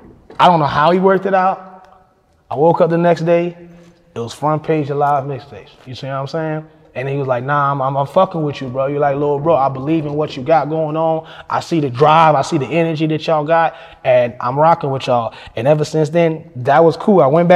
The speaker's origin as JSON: {"language": "English", "town": "Fayetteville", "country": "United States", "said": "I'm like, I'm from Fayetteville. He said, so you drove all the way out here? I said, yeah, I drove all the way out here"}